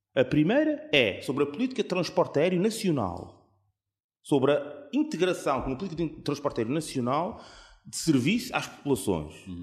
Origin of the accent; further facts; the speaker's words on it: Azores, Portugal; enquanto açoriano